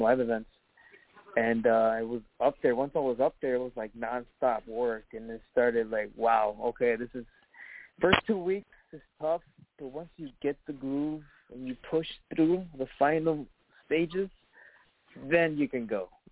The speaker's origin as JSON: {"language": "English", "town": "Chicago", "region": "Illinois", "country": "United States", "tie": "born or raised there", "said": "I grew up in Pilsen, actually, and uh, in okay. Little Village also. I grew up there, and then Archer Heights."}